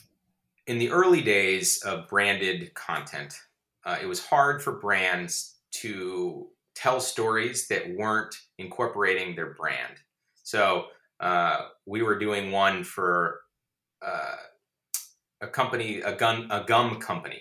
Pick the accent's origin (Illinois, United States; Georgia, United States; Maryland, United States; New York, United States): Georgia, United States; moved away; I grew up in Georgia and I learned about global warming, you know, in public school in third grade